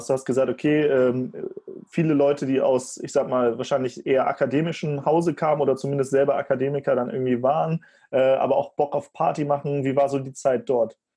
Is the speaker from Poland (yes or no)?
no; Lower Saxony, Germany; ich komme da aus der Ecke Soltau-Fallenbosse, wo der Heidepark ist.